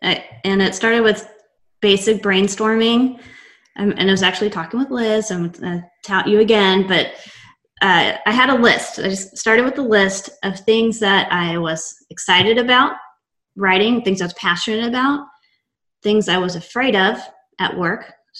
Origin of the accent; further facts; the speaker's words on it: Texas, United States; They beat it out of you, but I am from Texas, born and raised. I have a Texas tattoo. I am obsessed with Texas.